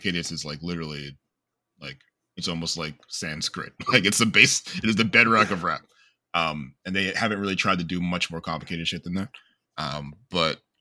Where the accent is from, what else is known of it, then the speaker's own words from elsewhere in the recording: the Northeast, New Jersey, United States; I'm from the Northeast